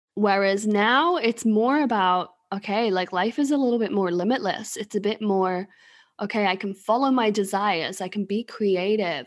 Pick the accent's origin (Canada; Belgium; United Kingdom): United Kingdom; England; moved away as an adult; also born or lived in China; now in Sweden; I'm originally from England